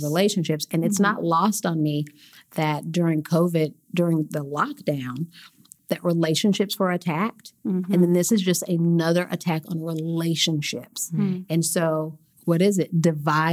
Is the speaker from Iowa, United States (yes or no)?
no; Oklahoma City, Oklahoma, United States; I grew up right here in Oklahoma City